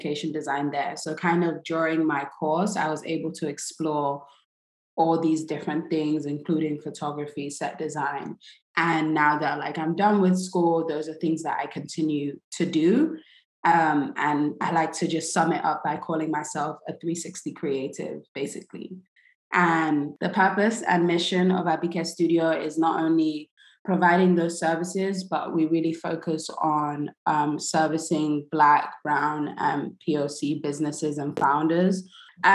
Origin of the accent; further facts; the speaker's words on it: London, United Kingdom; moved away as an adult; also born or lived in New York / Nigeria; now in Brooklyn, United States; I was born in New York, even though I grew up in London.